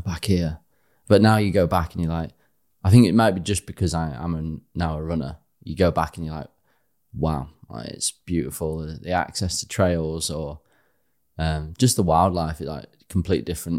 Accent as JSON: {"language": "English", "town": "Harrogate", "region": "Yorkshire and the Humber", "country": "United Kingdom", "tie": "born or raised there", "moved": "as an adult", "said": "I am from Yorkshire. Mm-hmm. Yeah, born and bred. I was there till eleven, and we left for a year, and then came back"}